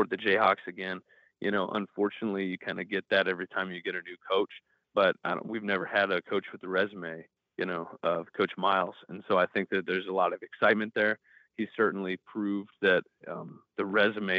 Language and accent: English; Nebraska, United States; I'm from Nebraska, so I kind of grew up, you know, seeing that as a Cornhusker fan growing up